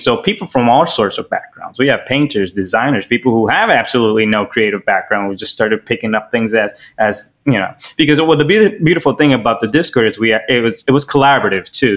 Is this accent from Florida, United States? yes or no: yes; Miami, Florida, United States; also born or lived in Los Angeles; I'm from Miami, Florida, born in LA, practically raised in Miami